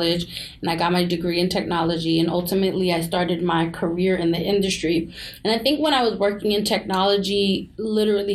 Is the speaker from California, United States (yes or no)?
no; New York City, New York, United States; we're from New York City.